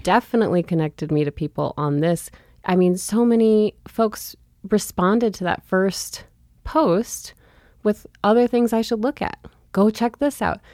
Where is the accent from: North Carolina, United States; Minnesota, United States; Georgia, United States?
Minnesota, United States; St. Louis Park; also born or lived in Montana; now in Missoula, United States; I grew up in Saint Louis Park, Minnesota, a suburb of Minneapolis.